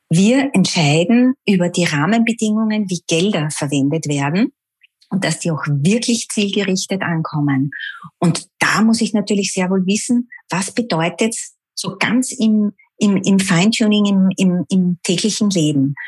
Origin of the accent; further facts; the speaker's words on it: Vienna, Austria; Ich bin Wienerin durch und durch.